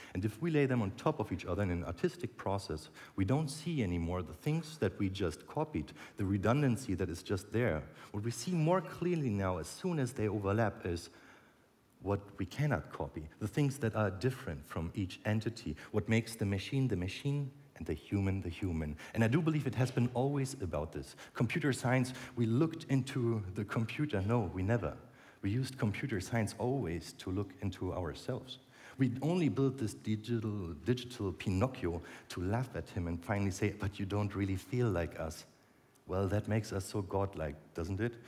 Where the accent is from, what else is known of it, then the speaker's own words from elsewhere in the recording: Berlin, Germany; in Berlin, my hometown